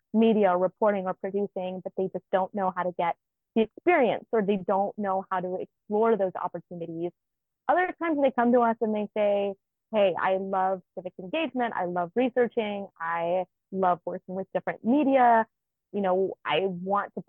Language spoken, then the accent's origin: English; Nampa, Idaho, United States; moved away; So I grew up in Idaho. I grew up in Nampa, which is about 25 minutes outside of Boise.